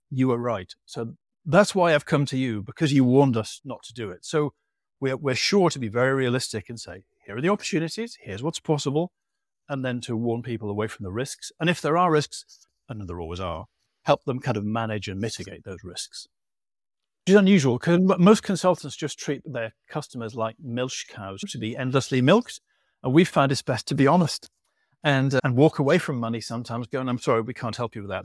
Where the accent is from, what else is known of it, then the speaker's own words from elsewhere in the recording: England, United Kingdom; you've probably guessed by my accent where I'm from